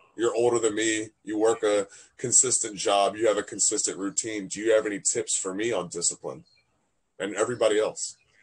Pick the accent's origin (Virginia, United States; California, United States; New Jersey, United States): Virginia, United States; Fredericksburg; I'm in Virginia. My hometown, Fredericksburg